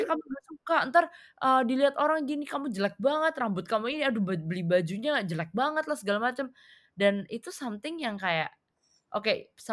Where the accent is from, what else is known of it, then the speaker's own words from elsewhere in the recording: Indonesia; dari both dari orang Amerikanya sendiri dan dari orang-orang kayak seumuran gue orang Indo yang kesana